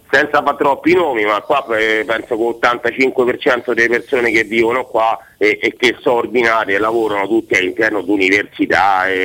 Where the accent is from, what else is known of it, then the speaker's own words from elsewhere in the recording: Rome, Lazio, Italy; now in Urbino, Italy; Romano, romano Decine città Don Bosco